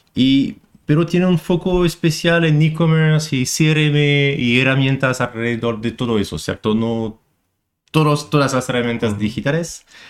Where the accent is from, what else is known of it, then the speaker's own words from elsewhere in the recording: France; moved away as an adult; now in Chile; un expatriado aquí en Chile. Soy francés